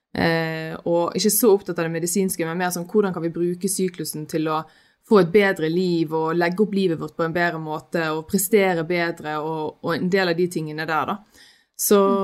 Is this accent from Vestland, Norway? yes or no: yes; Sotra, Bergen, Vestland, Norway; moved away as an adult; now in Oslo, Norway; jeg er jo bergenser, jeg er fra Sotra